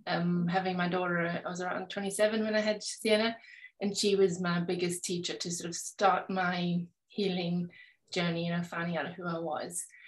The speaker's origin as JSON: {"language": "English", "country": "South Africa", "tie": "born or raised there", "moved": "yes", "lives_now": "England, United Kingdom", "said": "I live in England, but I was raised in South Africa."}